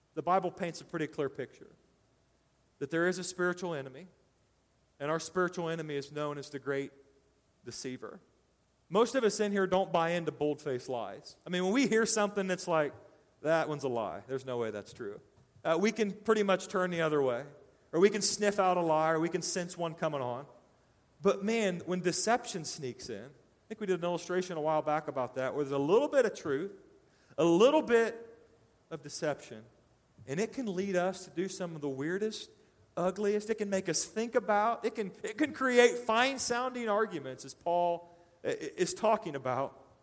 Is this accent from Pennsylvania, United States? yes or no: no; Decatur, Indiana, United States; moved away; I lived in uh, Decatur, Indiana, my hometown